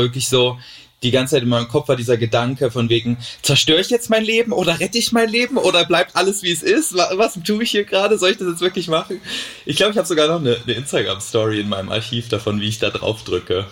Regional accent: Thuringia, Germany; moved away as an adult; now in Cologne, Germany; in Thüringen, wo ich herkomme

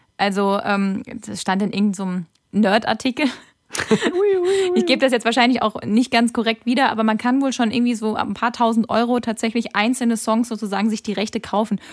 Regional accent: Kaiserslautern, Rhineland-Palatinate, Germany; moved away; ich komme ja aus Kaiserslautern ursprünglich

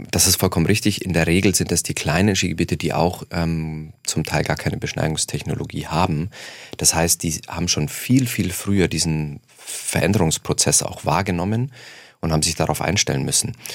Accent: Munich, Bavaria, Germany; Ähm, ich komme aus München, ähm, sodass wir da eine Dreiviertelstunde ungefähr Anfahrtsweg mit Bahn oder äh, Auto haben ungefähr.

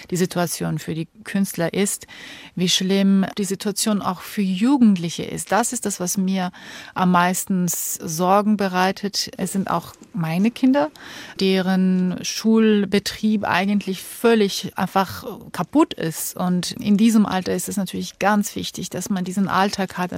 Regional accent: Georgia; Ich komme ja aus Georgien, wo mhm. auch so viel äh, Unruhe herrscht.

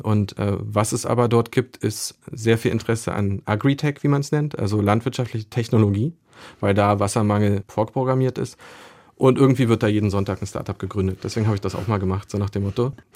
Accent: Berlin, Germany; als Berliner

